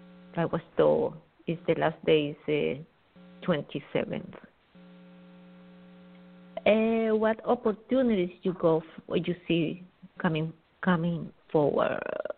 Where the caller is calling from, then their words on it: New York, United States; Thank you. I'm calling from New York.